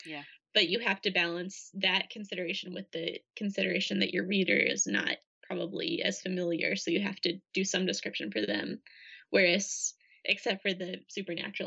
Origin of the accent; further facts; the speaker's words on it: Minnesota, United States; So I grew up in Minnesota